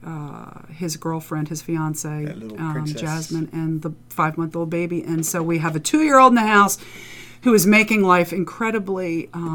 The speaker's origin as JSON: {"language": "English", "town": "Dundalk", "region": "Maryland", "country": "United States", "tie": "born or raised there", "also_born_or_lived": "Columbia, Maryland / Frederick, Maryland / Harford County, Maryland", "said": "I'm a Dundalk girl. I was born in Dundalk, and then I lived in Columbia, Maryland for middle, for elementary, Frederick, Maryland for middle, and back to Dundalk for high school."}